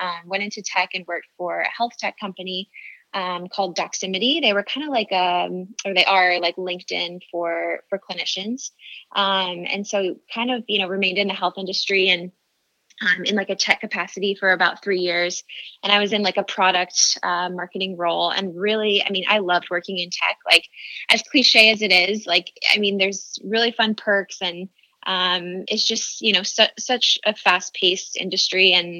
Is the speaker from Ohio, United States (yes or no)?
no; San Diego, California, United States; also born or lived in Bay Area, California; was up in the Bay Area for about 7 years. I went to school up there, but I grew up in San Diego, so I'm back home